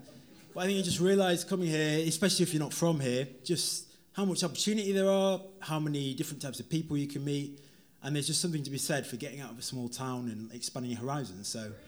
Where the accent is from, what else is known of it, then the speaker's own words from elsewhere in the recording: Stockport, North West England, United Kingdom; moved away as an adult; now in London, United Kingdom; This is the second time I've been a special guest. I'm from Stockport originally, just outside Manchester. I just want to say a big shout out to London. Like, I've lived in London for 6 years now. First time I came to London, I was 21.